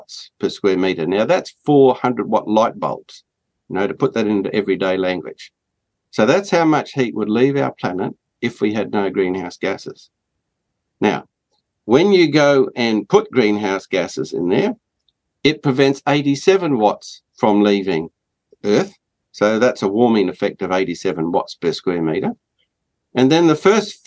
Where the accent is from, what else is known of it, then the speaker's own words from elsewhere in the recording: Australia; as an Australian